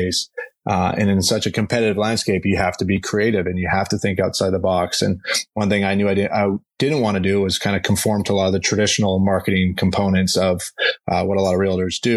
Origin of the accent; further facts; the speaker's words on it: Vancouver, British Columbia, Canada; moved away as an adult; also born or lived in Arizona / Los Angeles; now in Scottsdale, United States; I grew up in Vancouver, Canada. I'm a Canadian